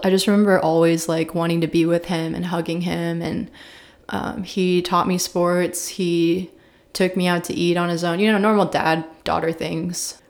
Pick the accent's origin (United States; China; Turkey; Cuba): United States; Columbia, Missouri; I was raised in Columbia, Missouri, small little liberal town in the middle of Missouri